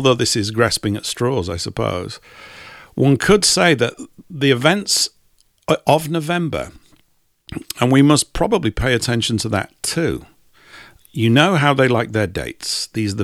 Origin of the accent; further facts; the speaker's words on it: England, United Kingdom; we're English